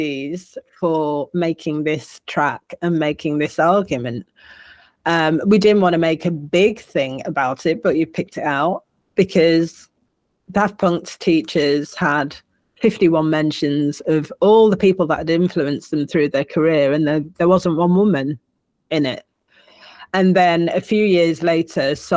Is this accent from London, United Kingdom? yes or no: no; Manchester, North West England, United Kingdom; I am a Manc, and I am proud of that. I am a Northerner, working class, made good, you know, put it how you will, but I will always be a Manc, and I will always be English